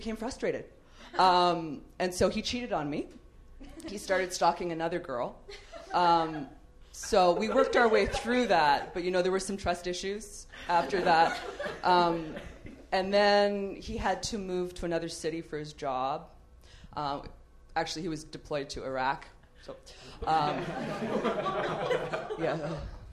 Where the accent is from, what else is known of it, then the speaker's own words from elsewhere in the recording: Canada; moved away as an adult; now in Los Angeles, United States; I'm Canadian.